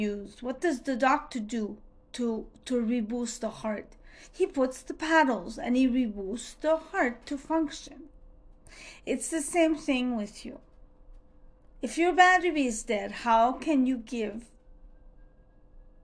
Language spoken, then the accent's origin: English; Montreal, Quebec, Canada; I'm from Montreal, Canada